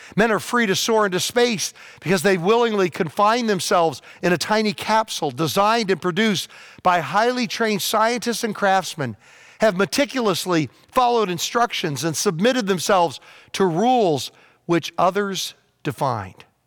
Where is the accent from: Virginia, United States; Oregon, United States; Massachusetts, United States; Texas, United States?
Virginia, United States; when I was a kid, um, growing up in Virginia